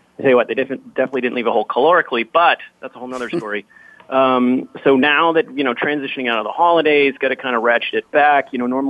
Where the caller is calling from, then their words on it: Seattle, Washington, United States; I'm actually calling from unusually sunny Seattle today. It's a beautiful, crisp day outside.